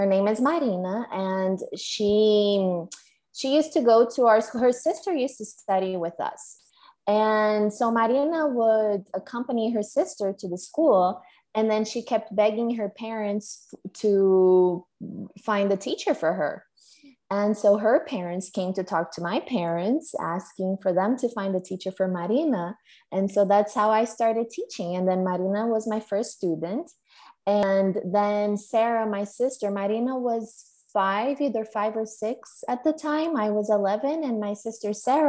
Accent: Minas Gerais, Brazil; also born or lived in Philadelphia, Pennsylvania, United States; I was born in Philadelphia, Pennsylvania, in the United States. But then when I was 5, my family and I moved to Brazil. And I've been here ever since.

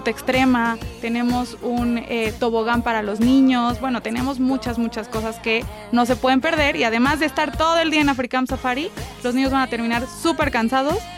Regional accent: Puebla, Mexico; somos orgullosamente poblanos y de poblanos para los poblanos.

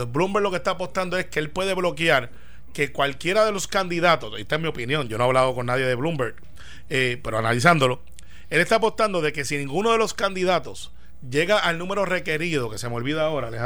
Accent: New York, United States; Y soy demócrata, y soy de Nueva York, es un estado importante.

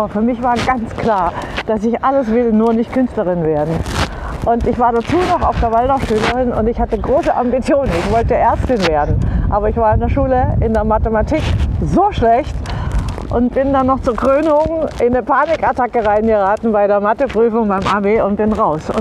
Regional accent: Baden-Württemberg, Germany; Italienerin, im Schwabenland aufgewachsen.

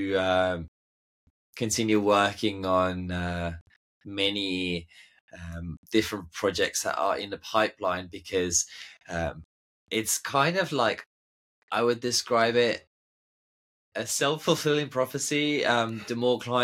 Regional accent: Estonia; moved away; growing up in Estonia is an absolute dream

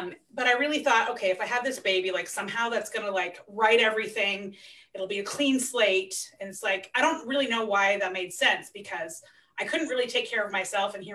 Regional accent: Centralia, Washington, United States; also born or lived in Seattle; we were living in Centralia, which is where I grew up. It's my hometown.

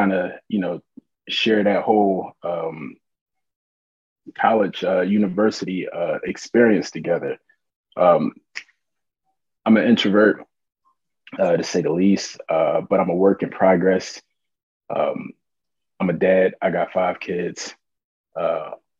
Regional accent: Philadelphia, Pennsylvania, United States; West Philadelphia, born and raised, pun intended. You know, it's I grew up in Winfield, 56 in Arlington, West Philly

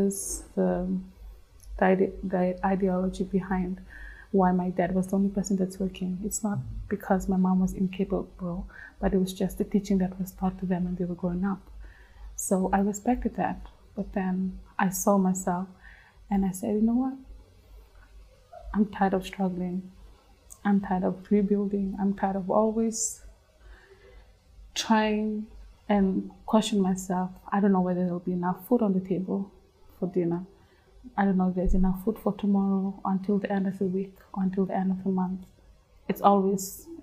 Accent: Western Division, Fiji; moved away as an adult; also born or lived in Lautoka / Suva; I grew up in the Western Division

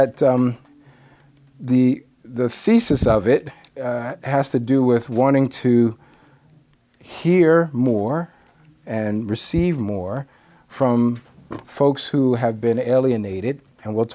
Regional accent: New York, United States; I'm a New Yorker

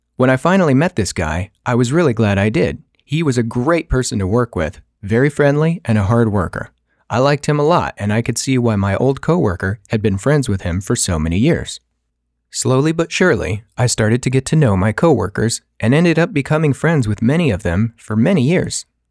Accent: California, United States; moved away; also born or lived in Colorado; I was actually born and raised in California

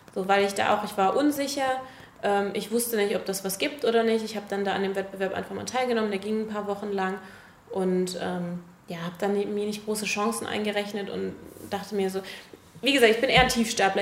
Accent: Germany; da, wo ich aufgewachsen bin, ist das in der Nähe von der holländischen Grenze

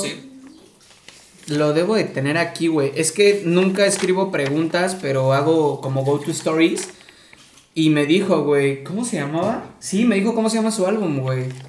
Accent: Córdoba, Veracruz, Mexico; Yo soy de Córdoba, Veracruz

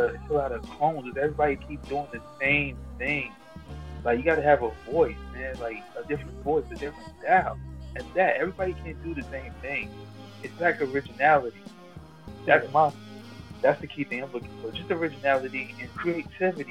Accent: New York City, New York, United States; I'm from Brooklyn, New York. I'm from Brownsville

